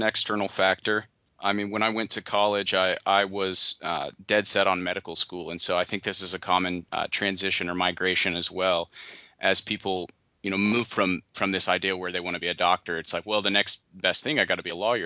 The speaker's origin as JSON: {"language": "English", "region": "Oklahoma", "country": "United States", "tie": "born or raised there", "moved": "as an adult", "lives_now": "South Carolina, United States", "said": "I'm from Oklahoma"}